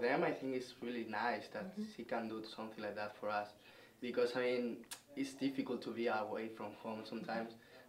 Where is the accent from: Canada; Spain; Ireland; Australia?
Spain; moved away as an adult; now in United States; I'm from Spain, so it's like 10 hours away.